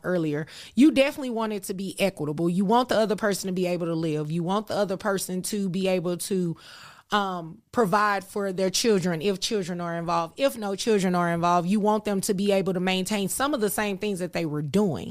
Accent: Dallas, Texas, United States; I'm born and raised in Dallas. There's a specific area in Dallas called Oak Cliff

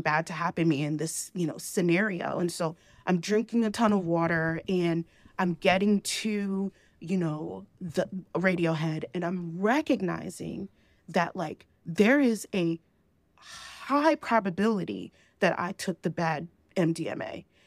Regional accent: New Jersey, United States; moved away as an adult; now in Georgia, United States; So I was born in New Jersey, and I moved back to, I moved to Georgia

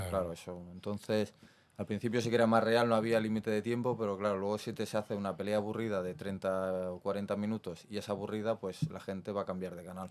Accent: Barcelona, Catalonia, Spain; yo soy de Barcelona, del barrio de Mar, el Besos de Barcelona. Eh, me crié entre el Besos y la mina

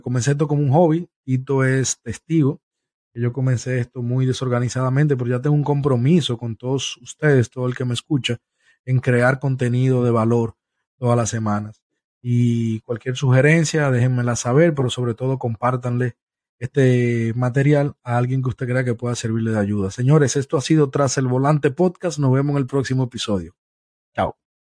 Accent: Santo Domingo, Distrito Nacional, Dominican Republic; now in Tampa, United States; Nos crecimos juntos, nos criamos juntos, fuimos vecinos en Santo Domingo por muchos años, hasta que ambos eh, decidimos em, emigrar

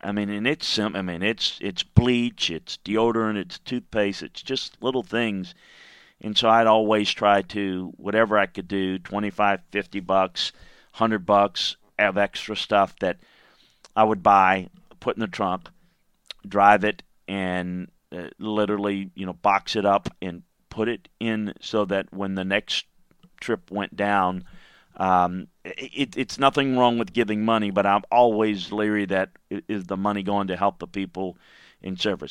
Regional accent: Baton Rouge, Louisiana, United States; my hometown of Baton Rouge, Louisiana

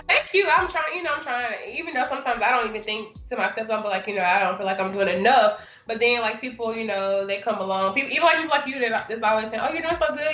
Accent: Birmingham, Alabama, United States; moved away as an adult; now in Atlanta, United States; I am um, from Birmingham, Alabama. Um, born and raised there and I currently reside, of course, in Atlanta, Georgia.

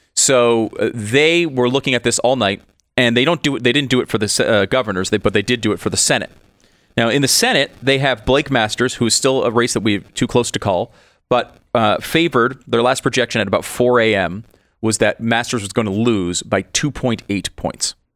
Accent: Connecticut, United States; Constitution State, I grew up in Connecticut.

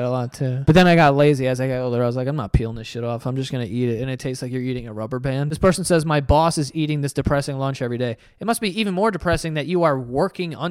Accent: New York, United States; As a New Yorker

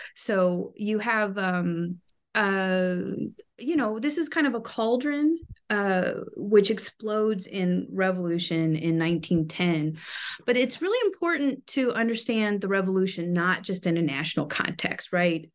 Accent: California, United States; also born or lived in New York City; I grew up in California.

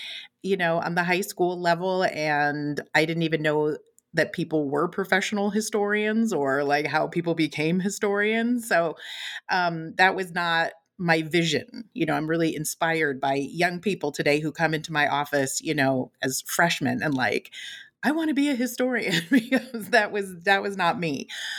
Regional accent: West Coast, United States; also born or lived in Chicago; So I was actually born in Chicago, but moved from Illinois when I was pretty young. I was raised mostly on the West Coast, spent some time in the San Francisco Bay Area.

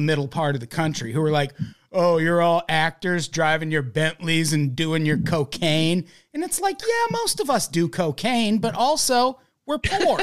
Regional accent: Midwest, United States; moved away as an adult; now in Los Angeles, United States; I'm from the Midwest. I lived in the middle part of the country my whole fucking life, damn near. Way longer than I've lived in L A.

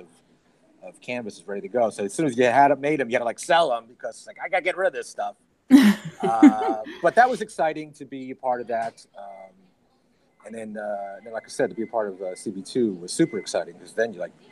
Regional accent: New York, United States; also born or lived in Las Vegas; now in Los Angeles, United States; I was born in New York. I live in Las Vegas, and then I moved back to New York, and now I live in Los Angeles

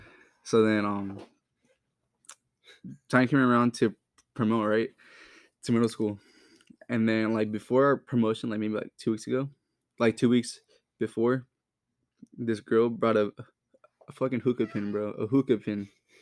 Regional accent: Fontana, California, United States; Yeah, so, I was born in Fontana, California. Grew up there.

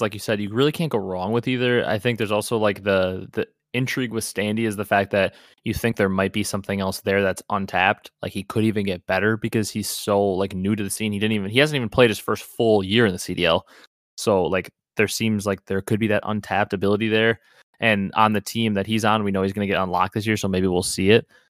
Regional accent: Wisconsin, United States; I'm from Wisconsin

